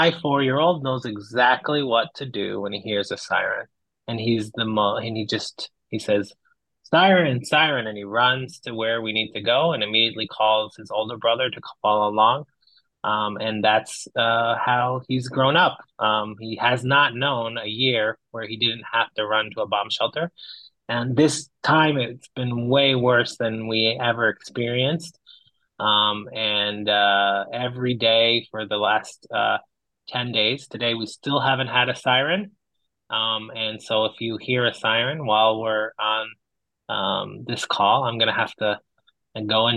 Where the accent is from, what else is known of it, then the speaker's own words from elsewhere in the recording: Israel; I grew up in Israel